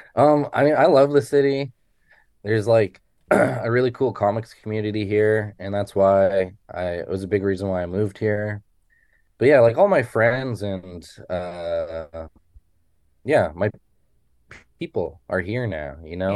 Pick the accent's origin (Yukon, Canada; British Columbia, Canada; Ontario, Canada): Yukon, Canada; Haines Junction; moved away as an adult; now in Vancouver, Canada; I grew up in Haines Junction, Yukon